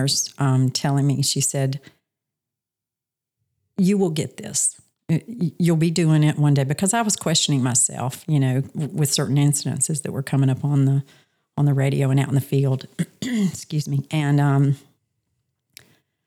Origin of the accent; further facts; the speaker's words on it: Charlotte, North Carolina, United States; moved away as an adult; also born or lived in Montana; now in Myrtle Beach, United States; I'm originally from Charlotte, North Carolina. Grew up there with all of my family